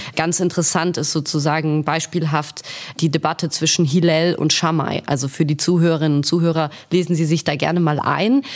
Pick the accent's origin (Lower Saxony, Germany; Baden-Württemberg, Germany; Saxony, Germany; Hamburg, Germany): Baden-Württemberg, Germany; Stuttgart; now in Berlin, Germany; Ich komme ursprünglich aus Stuttgart